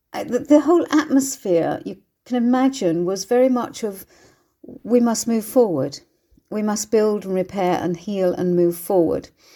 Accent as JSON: {"language": "English", "town": "Bournemouth", "region": "South West England", "country": "United Kingdom", "tie": "born or raised there", "said": "my hometown of Bournemouth"}